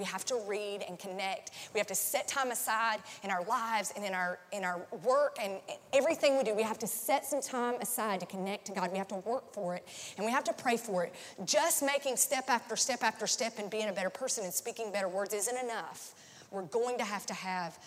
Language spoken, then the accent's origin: English; North Carolina, United States; also born or lived in Nashville; now in Tampa, United States; It was the biggest church, like close to where I grew up in North Carolina.